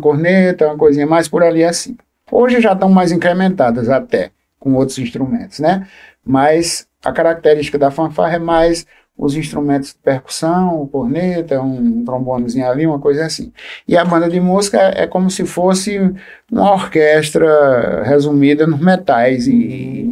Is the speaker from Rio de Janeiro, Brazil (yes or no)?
no; Livramento, Paraíba, Brazil; also born or lived in Água Branca, Paraíba; eu cheguei em livramento com 5 anos de idade, tanto é que eu me considero filho de livramento e filho de Água Branca